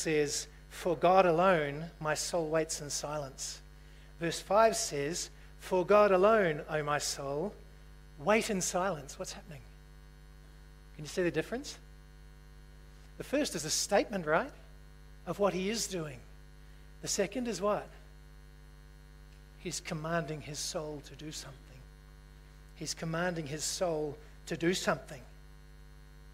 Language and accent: English; New Zealand; moved away; also born or lived in Australia; I'm a New Zealander.